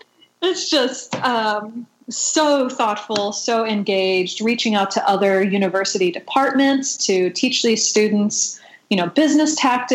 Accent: St. Louis, Missouri, United States; moved away as an adult; I have been back in St. Louis, which is my hometown, since 2010.

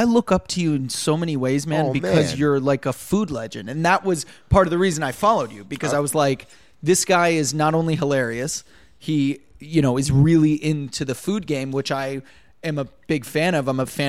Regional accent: Los Angeles, California, United States; now in West Hollywood, United States; I'm from the Valley, so you know, I relocated over the hill. Now I live in West Hollywood, which I love. But I, you know, the Valley will always feel like home.

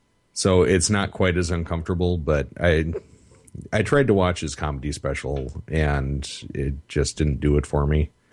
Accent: South Africa; now in United States; Yeah, I'm from South Africa, and in America you pronounce things differently for like 15 minutes.

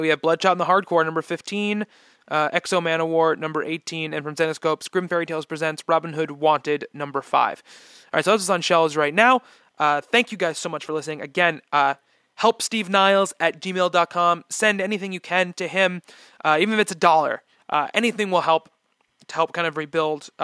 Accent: New York City, New York, United States; as a New Yorker

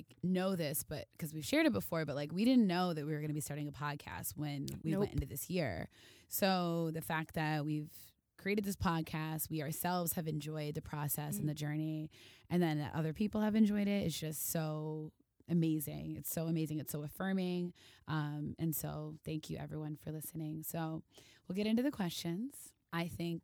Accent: Minnesota, United States; now in Chicago, United States; I grew up in Minnesota. I live in Chicago now

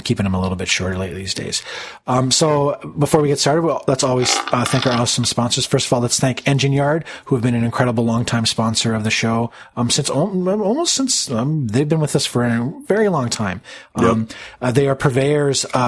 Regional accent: Canada; being Canadian, I pick up on the non-Canadian accent

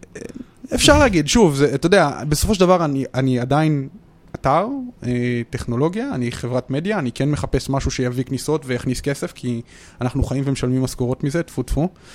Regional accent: Modi'in-Maccabim-Re'ut, Central District, Israel; מכבים רעות

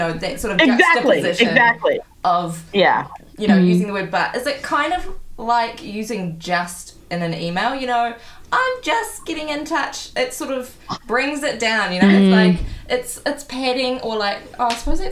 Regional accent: New Zealand; being a Kiwi.

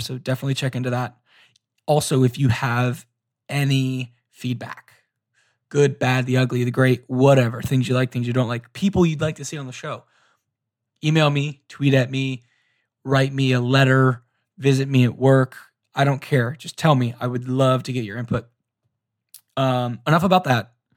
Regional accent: Orlando, Florida, United States; also born or lived in Tampa, Florida; I grew up in Orlando, and then I went to school at University of South Florida, which is in Tampa

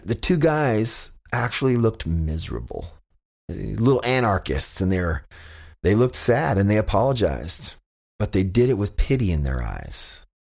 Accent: Fresno, California, United States; moved away; my hometown of Fresno

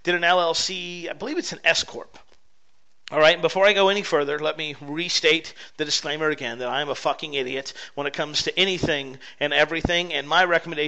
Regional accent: United States; as an American

